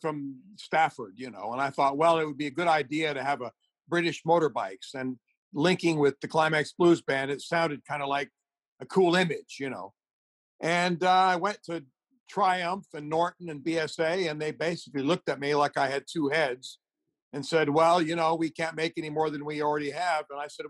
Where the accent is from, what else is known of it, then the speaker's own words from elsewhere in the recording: Beirut, Beirut Governorate, Lebanon; starting in the Middle East and growing up in Beirut and all that sort of thing